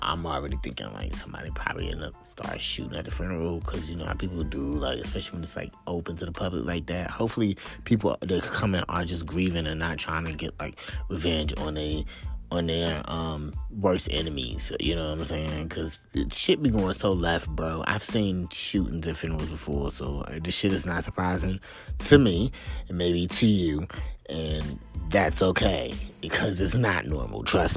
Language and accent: English; the South, United States; I'm from the South. I live in the South